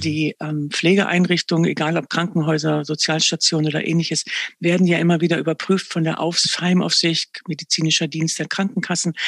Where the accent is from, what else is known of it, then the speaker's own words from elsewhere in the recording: Verden, Lower Saxony, Germany; Ich bin im Norden groß geworden. Ich empfinde mich auch wirklich als Nordlicht